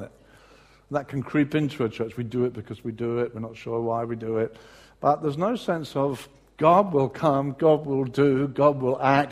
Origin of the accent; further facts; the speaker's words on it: Brighton, South East England, United Kingdom; moved away; in my hometown of Brighton, when I was living there